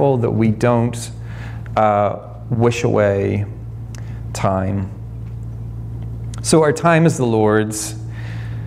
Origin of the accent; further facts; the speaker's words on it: Ireland; moved away as an adult; now in United States; I'm Irish